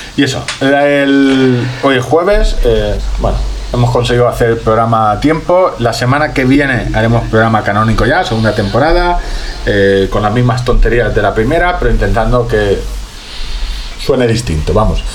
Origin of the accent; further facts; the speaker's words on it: Orihuela, Valencian Community, Spain; soy de Orihuela